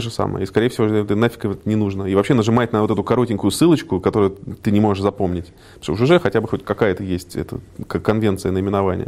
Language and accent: Russian; Moscow, Russia; also born or lived in United States; Родился в Москве